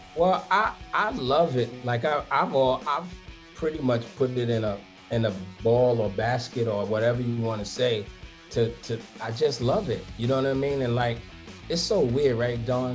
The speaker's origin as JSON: {"language": "English", "town": "New York City", "region": "New York", "country": "United States", "said": "I'm from Brooklyn."}